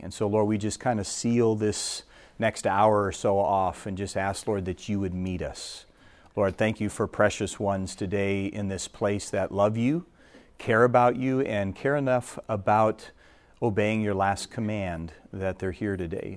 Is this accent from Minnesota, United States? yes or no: yes; Minnesota, United States; moved away; I'm from Minnesota originally